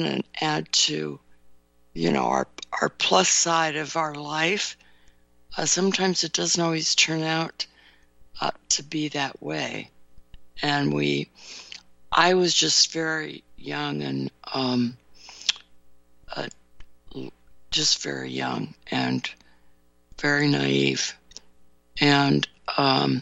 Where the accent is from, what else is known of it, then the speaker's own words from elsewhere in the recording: California, United States; now in Chicago suburbs, United States; grew up in California